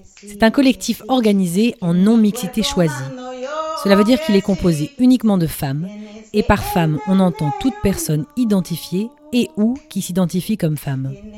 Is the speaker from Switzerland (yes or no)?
no; France; moved away as an adult; now in Brussels, Belgium; je suis aussi française, mais j'habite à Bruxelles maintenant depuis 5 ans